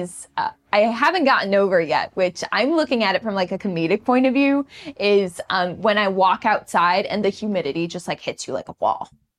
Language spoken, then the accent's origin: English; Chicago, Illinois, United States; also born or lived in Jefferson City, Missouri / Buffalo; now in Houston, United States; I'm originally from Chicago, Illinois, the southwest suburbs, and my first job was in Jefferson City, Missouri.